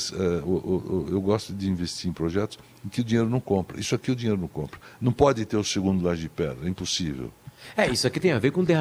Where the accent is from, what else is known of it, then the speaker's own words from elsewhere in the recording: São Paulo, Brazil; born there; Eu nasci por acaso, porque minha mãe teve um problema de parto, perdeu o primeiro filho por uma barbeiragem